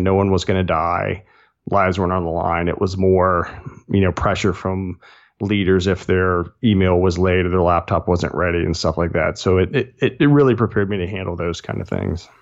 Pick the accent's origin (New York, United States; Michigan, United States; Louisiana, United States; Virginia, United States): Virginia, United States; Chesterfield County, central Virginia near Richmond, United States; moved away as an adult; also born or lived in Charlottesville, Virginia; now in Blacksburg, United States; really grew up in central Virginia near Richmond, uh, just south of there.